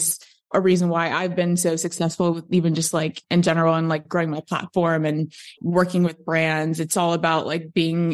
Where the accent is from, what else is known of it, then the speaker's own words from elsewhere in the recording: Chicago, Illinois, United States; moved away as an adult; also born or lived in Los Angeles, United States; now in Austin, United States; I'm in Austin currently, but I grew up in Chicago, actually, on the South Side.